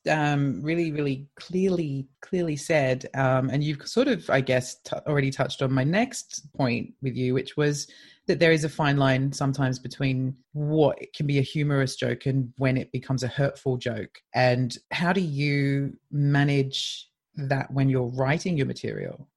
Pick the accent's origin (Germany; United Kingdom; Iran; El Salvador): United Kingdom; Leicester, East Midlands; Best Debut Show at my hometown, Leicester Comedy Festival